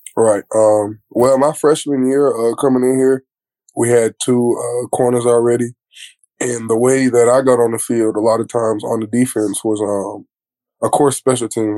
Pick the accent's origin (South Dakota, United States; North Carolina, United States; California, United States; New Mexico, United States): North Carolina, United States; Fayetteville; I'm from Fayetteville